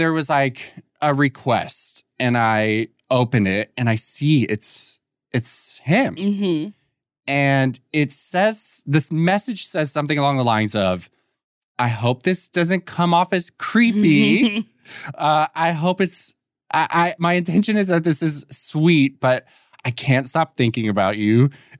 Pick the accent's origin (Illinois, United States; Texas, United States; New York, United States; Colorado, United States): Texas, United States; Austin; So he grew up literally like 20 minutes away from where I grew up in Austin.